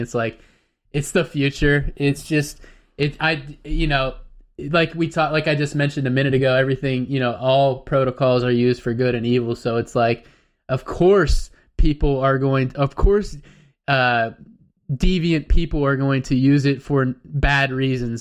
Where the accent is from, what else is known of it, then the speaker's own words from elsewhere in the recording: United States; us as Americans, I'm an American